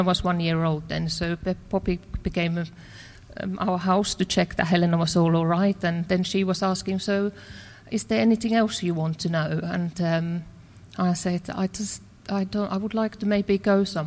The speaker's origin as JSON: {"language": "English", "country": "Finland", "tie": "born or raised there", "first_language": "Finnish", "second_language": "English", "moved": "as an adult", "lives_now": "England", "said": "I grew up in Finland"}